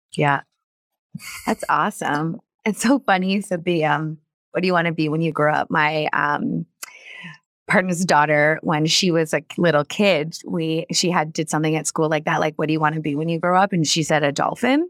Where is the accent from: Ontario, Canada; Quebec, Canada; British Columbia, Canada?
Ontario, Canada; Cambridge; I grew up in Cambridge